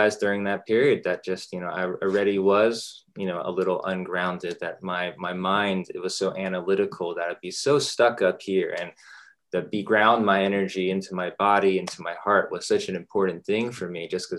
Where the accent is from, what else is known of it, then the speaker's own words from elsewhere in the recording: Dallas, Texas, United States; also born or lived in Los Angeles, California; we grew up in Los Angeles, you know, just for the first 8 years or so of my life. And I mostly grew up in Dallas. That's where I am currently